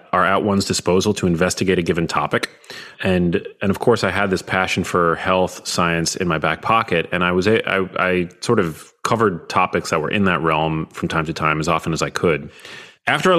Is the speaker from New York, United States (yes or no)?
yes; New York, United States; I'm from New York.